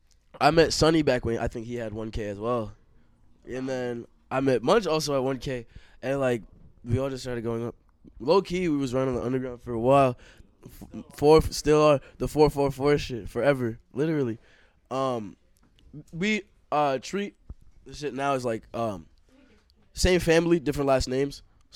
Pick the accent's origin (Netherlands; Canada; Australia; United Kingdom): Australia; Can I say I'm from Australia? I'm not